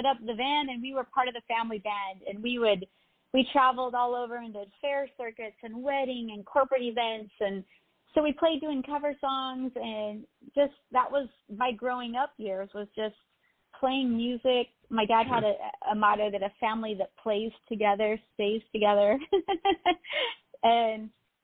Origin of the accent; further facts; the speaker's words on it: Idaho, United States; I grew up in Idaho, and I lived on a dairy farm till I was 12 in a little town, population 23